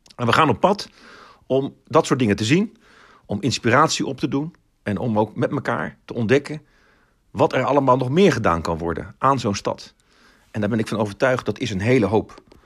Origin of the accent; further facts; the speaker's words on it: Rotterdam, South Holland, Netherlands; also born or lived in Groningen; Rotterdam, mijn stad. Ik ben er opgegroeid